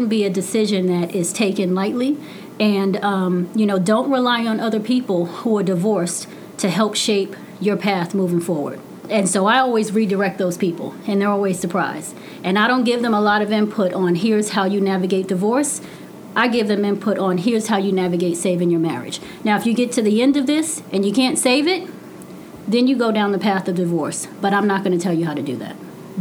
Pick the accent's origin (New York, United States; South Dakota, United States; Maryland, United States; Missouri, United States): New York, United States; New York City; I come from Brooklyn. I'm the first to go to college